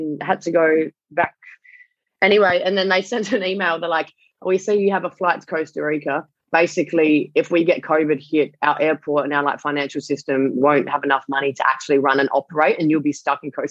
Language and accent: English; Perth, Western Australia, Australia; I grew up in Perth